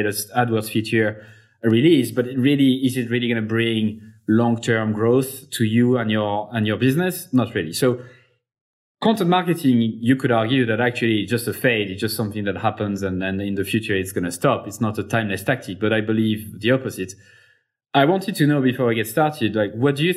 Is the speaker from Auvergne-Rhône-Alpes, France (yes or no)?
yes; Clermont-Ferrand, Auvergne-Rhône-Alpes, France; it's in my hometown, Clermont-Ferrand in France.